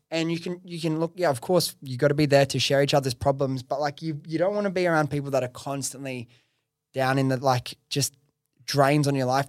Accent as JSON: {"language": "English", "town": "Liverpool", "region": "New South Wales", "country": "Australia", "tie": "born or raised there", "accent": "Western Sydney", "said": "I grew up in Preston's. I'm from, like, pretty much, grew up in Liver, Liverpool area"}